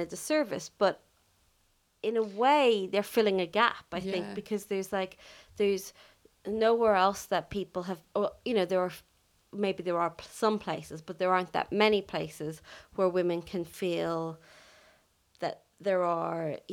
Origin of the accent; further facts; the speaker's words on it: Ireland; Growing up in Ireland, where sex education is quite poor